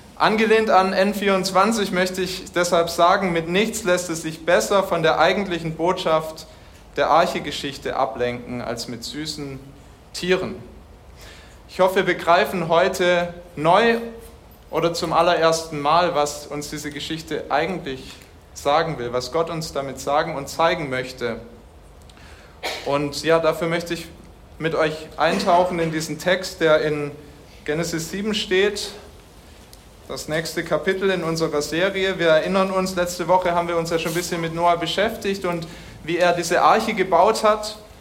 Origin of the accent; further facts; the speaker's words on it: Germany; bei uns in Deutschland